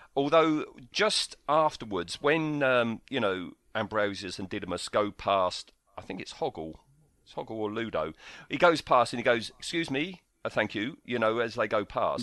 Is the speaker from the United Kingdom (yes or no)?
yes; United Kingdom; we're British